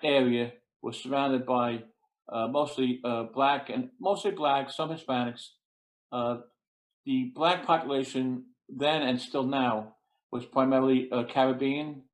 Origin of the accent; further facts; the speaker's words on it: New York City, New York, United States; I grew up in Brooklyn. I went to uh, Brooklyn Tech High School, local kid